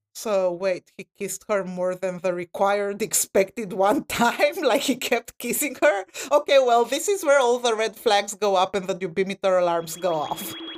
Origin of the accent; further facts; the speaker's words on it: Romania; now in United States; I'm from Romania, Eastern Europe